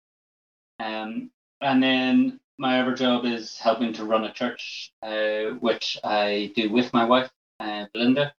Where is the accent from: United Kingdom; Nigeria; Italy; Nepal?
United Kingdom; Castle Gardens, Northern Ireland; moved away as an adult; also born or lived in Dublin, Ireland; now in Bray, Ireland; We grew up in Castle Gardens.